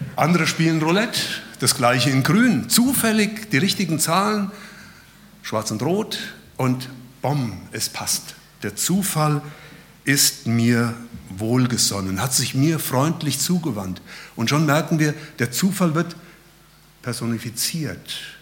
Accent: Hesse, Germany; also born or lived in Berlin; now in Lonsingen, Germany; Ursprünglich kommen wir aus Hessen

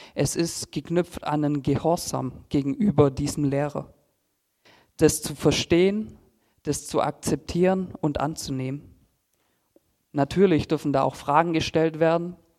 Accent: Filderstadt, Baden-Württemberg, Germany; ich komme aus Filderstadt Silming, bin dort eigentlich groß geworden und aufgewachsen

